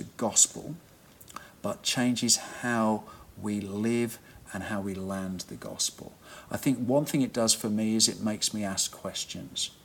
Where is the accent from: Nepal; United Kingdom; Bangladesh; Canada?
United Kingdom; England; I was from England